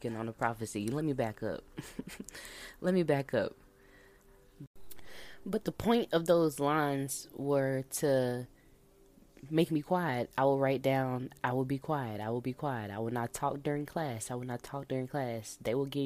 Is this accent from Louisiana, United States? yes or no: yes; Monroe, Louisiana, United States; now in Texas, United States; I come from Monroe, Louisiana, and I live in Texas right now.